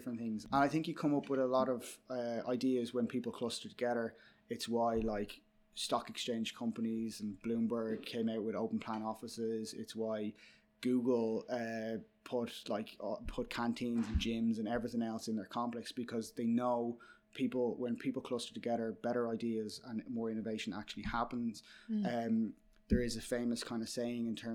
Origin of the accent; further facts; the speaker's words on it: Dublin, Leinster, Ireland; moved away as an adult; now in New York, United States; I'm from Dublin